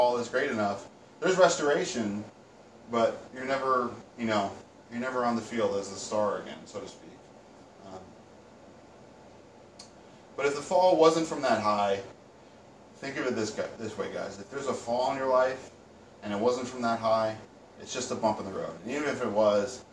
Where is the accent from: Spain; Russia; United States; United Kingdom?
United States; around New York City; us growing up around New York City